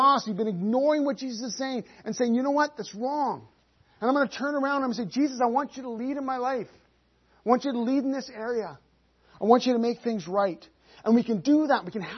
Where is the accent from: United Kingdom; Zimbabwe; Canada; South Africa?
Canada; We're Canadian